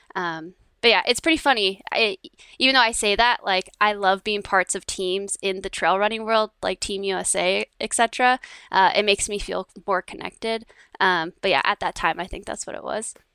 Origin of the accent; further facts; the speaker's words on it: Downey, California, United States; I grew up in, uh, Downey, California, which is just, uh, south of L